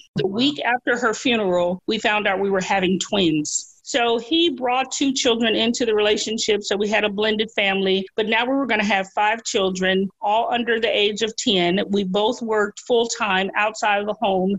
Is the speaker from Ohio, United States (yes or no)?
no; Memphis, Tennessee, United States; I grew up here in Memphis, which is where I live now